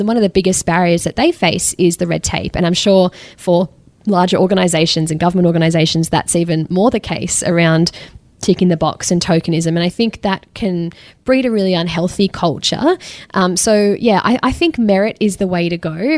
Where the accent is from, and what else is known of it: Australia